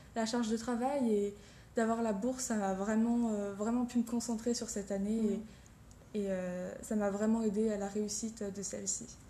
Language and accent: French; Beaune, Bourgogne-Franche-Comté, France; moved away as an adult; now in Strasbourg, France; je viens de Côte d'Or, de Beaune plus précisément, et je suis venue à l'université de Strasbourg pour la faculté de chirurgie dentaire